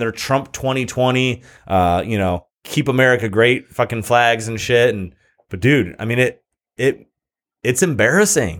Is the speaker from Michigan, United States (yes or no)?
yes; Michigan, United States; moved away as an adult; now in California, United States; when I lived in Michigan